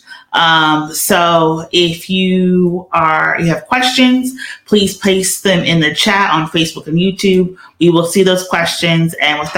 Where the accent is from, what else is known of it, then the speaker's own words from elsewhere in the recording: Georgia, United States; now in Pennsylvania, United States; my home state of Georgia